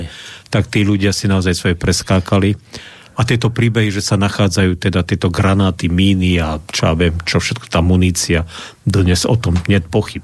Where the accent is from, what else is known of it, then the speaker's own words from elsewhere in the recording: Košice, Košice Region, Slovakia; ja som Košičan, teda však som vyrastal v Košiciach